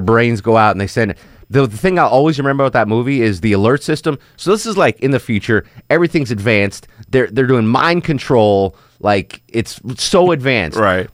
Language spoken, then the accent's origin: English; Atlanta, Georgia, United States